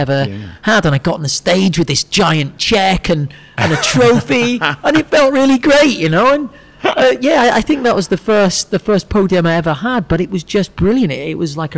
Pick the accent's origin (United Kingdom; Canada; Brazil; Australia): United Kingdom; Chester, North West England; moved away as an adult; also born or lived in Anglesey, North Wales / Manchester; now in Singapore; From North Wales originally, but lived in Chester for the best part of my life